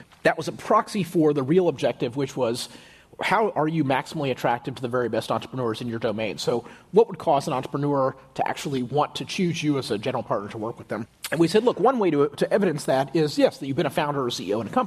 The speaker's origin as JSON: {"language": "English", "town": "Houston", "region": "Texas", "country": "United States", "tie": "born or raised there", "also_born_or_lived": "Stanford, California", "moved": "as an adult", "said": "I grew up in Houston in a very, kind of comfortable middle class family."}